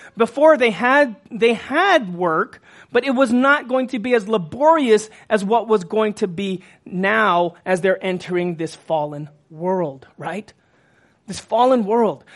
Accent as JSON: {"language": "English", "region": "Texas", "country": "United States", "said": "I'm from Texas"}